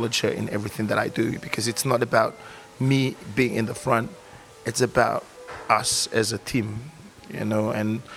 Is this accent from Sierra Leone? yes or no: no; Fiji; growing up in the Fijian culture